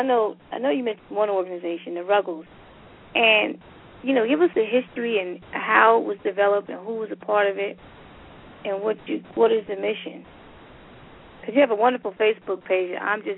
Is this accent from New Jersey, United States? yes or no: yes; Paterson, New Jersey, United States; I'm from Paterson, New Jersey, which is nicknamed Silk City, founded by Alexander Hamilton.